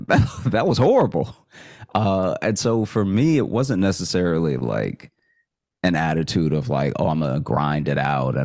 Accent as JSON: {"language": "English", "town": "Alexandria", "region": "Louisiana", "country": "United States", "tie": "born or raised there", "lives_now": "Chicago, United States", "said": "So I grew up in Alexandria, and I went to college in Shreveport, Louisiana."}